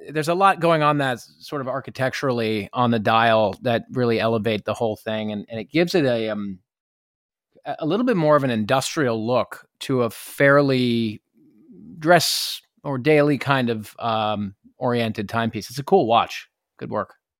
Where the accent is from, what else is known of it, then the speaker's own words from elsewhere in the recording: New York, United States; being a New Yorker